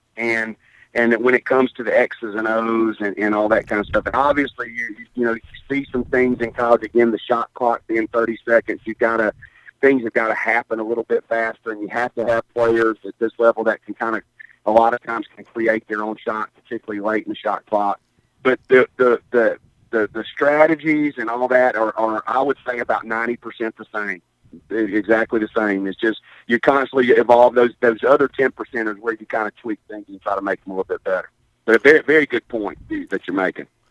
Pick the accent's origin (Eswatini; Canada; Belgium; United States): United States; Hattiesburg, Mississippi; moved away as an adult; also born or lived in Picayune, Mississippi; born and raised in Picayune. Uh, in 1965. My dad was the coach there at Fitching High School from 60 to 71, and then we moved to Hattiesburg.